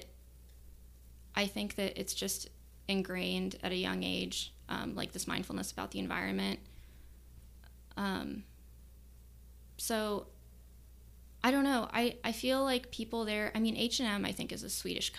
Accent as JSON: {"language": "English", "town": "Omaha", "region": "Nebraska", "country": "United States", "tie": "born or raised there", "said": "I grew up in West Omaha, and I didn't have a car until I was like 22"}